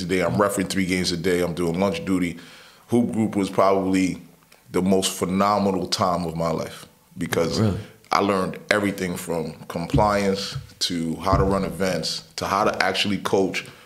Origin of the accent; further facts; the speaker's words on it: New York City, New York, United States; also born or lived in Brooklyn / Long Island; I was born in Brooklyn, mm-hmm. right? Raised in Queens.